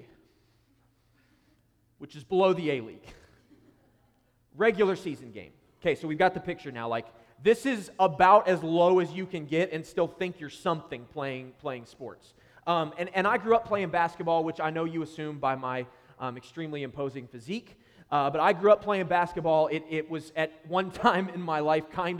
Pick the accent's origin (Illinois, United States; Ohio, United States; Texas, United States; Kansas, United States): Ohio, United States; Columbus; moved away as an adult; now in Columbus, United States; I am recently a church planter to Columbus, Ohio, which is my hometown. It's where I grew up.